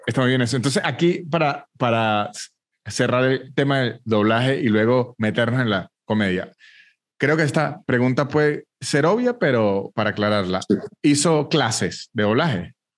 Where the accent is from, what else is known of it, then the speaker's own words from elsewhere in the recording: Venezuela; moved away as an adult; also born or lived in Mexico City, Mexico; now in Argentina; soy venezolano